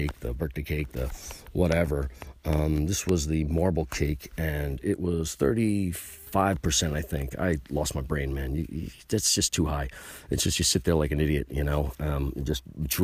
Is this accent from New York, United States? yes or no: yes; New York, United States; And I'm from New York.